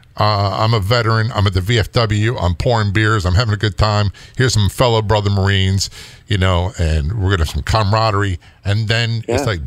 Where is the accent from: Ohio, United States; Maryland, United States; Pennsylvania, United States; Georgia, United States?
Maryland, United States; Maryland, my home state